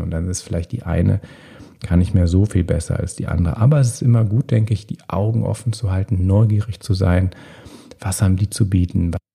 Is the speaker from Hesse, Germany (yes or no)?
no; Bonn, North Rhine-Westphalia, Germany; In meiner Heimatstadt Bonn